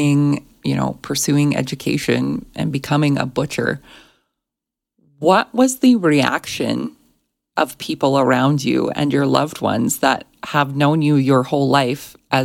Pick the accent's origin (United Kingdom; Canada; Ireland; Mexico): Canada; Alberta; I grew up in Alberta. We are known for Alberta beef